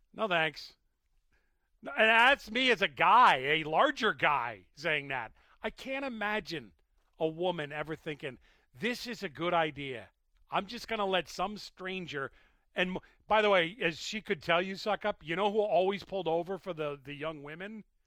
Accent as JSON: {"language": "English", "region": "Massachusetts", "country": "United States", "tie": "born or raised there", "said": "I was born in Massachusetts"}